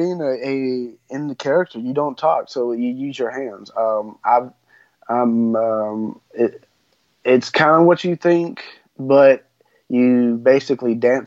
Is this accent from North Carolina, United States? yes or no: no; Texas, United States; I'm from Texas.